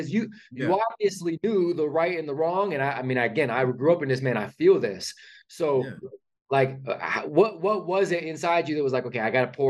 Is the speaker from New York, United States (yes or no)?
no; California, United States; so I grew up in Northern California.